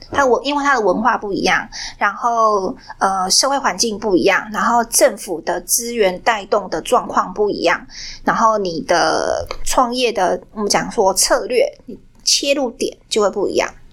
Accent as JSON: {"language": "Chinese", "country": "Taiwan", "said": "我今天被在台湾，我是台湾人"}